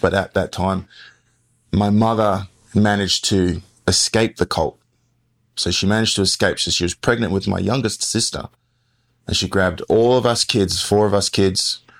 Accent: Perth, Western Australia, Australia; also born or lived in Atlantic City, New Jersey, United States; now in United States; she flew us all back there when I was five. So that's why I grew up in Australia, even though I was born here in America.

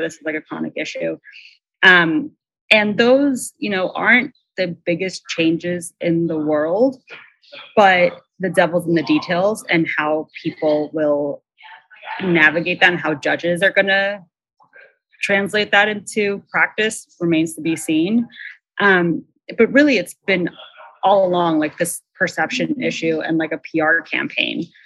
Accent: Long Island, New York, United States; I grew up on Long Island

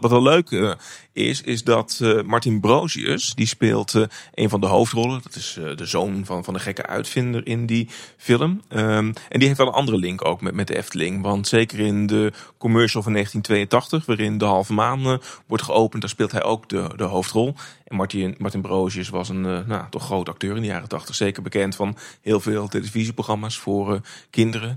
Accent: North Brabant, Netherlands; Ik ben opgegroeid in, opgegroeid in Brabant

